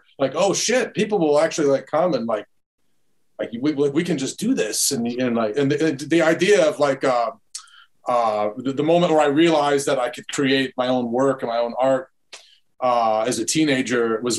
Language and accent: English; Dearborn, Michigan, United States; I grew up in a fairly creative family, a diverse city, Middle Eastern enclave of Detroit called Dearborn.